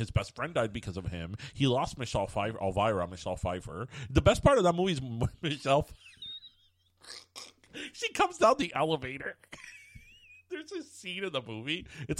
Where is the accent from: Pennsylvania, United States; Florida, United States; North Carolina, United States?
Florida, United States; Miami; I'm Cuban and I'm from Miami